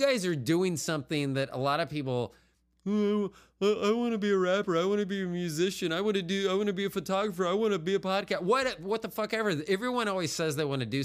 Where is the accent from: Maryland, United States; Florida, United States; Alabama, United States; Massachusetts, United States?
Florida, United States; Tampa; moved away; I'm from Tampa originally